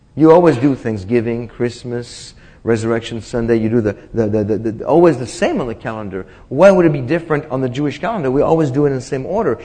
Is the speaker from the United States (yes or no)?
no; France; moved away; I was born in France